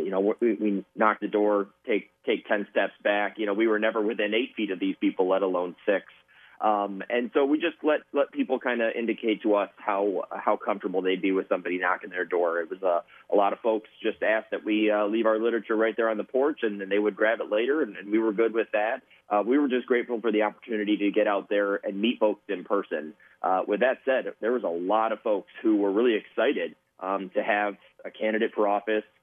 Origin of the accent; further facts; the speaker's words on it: Port Huron, Michigan, United States; I was born and raised in the Port Huron area, attended local schools